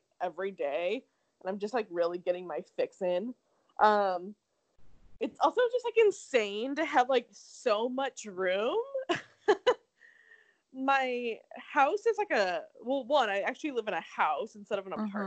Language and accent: English; Arizona, United States; moved away; also born or lived in Seattle; growing up in Arizona. And then, like, moving to Seattle